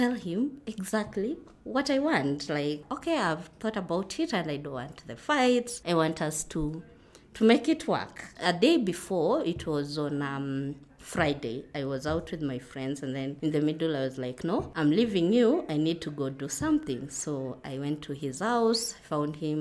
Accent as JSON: {"language": "English", "town": "Kitale", "region": "Trans-Nzoia County", "country": "Kenya", "moved": "yes", "lives_now": "Nairobi, Kenya", "said": "We come from Kitale. That's where my home is. But now I'm living in Nairobi."}